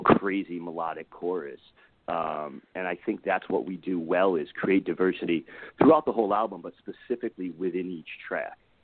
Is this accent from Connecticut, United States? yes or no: yes; Connecticut, United States; moved away as an adult; now in Los Angeles, United States; I'm from Connecticut originally. Uh, been out in LA now for uh, 12 years.